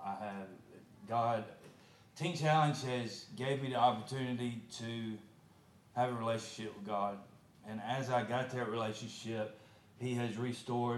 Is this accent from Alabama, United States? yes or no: yes; Shelby County, Alabama, United States; I'm from Shelby County